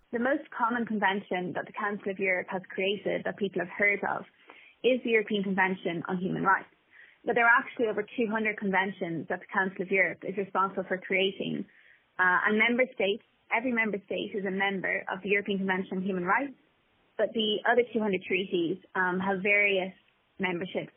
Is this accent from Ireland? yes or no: yes; Ireland; as Irish people